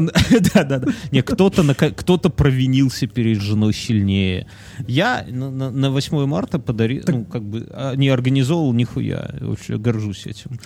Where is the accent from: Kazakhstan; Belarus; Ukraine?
Belarus; Нам, белорусам